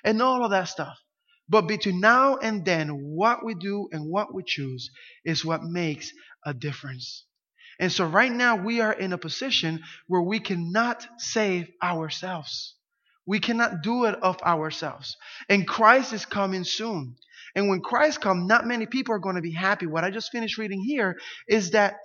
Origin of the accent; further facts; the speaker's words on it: Camden, New Jersey, United States; I grew up in Camden, New Jersey, one of the worst cities in the U.S.